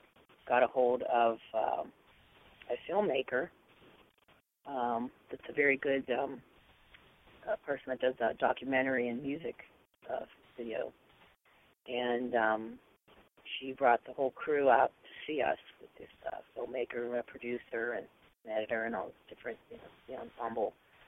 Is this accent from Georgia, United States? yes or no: no; Pittsburgh, Pennsylvania, United States; I grew up in Pittsburgh, but I've worked her whole life in L.A. and New York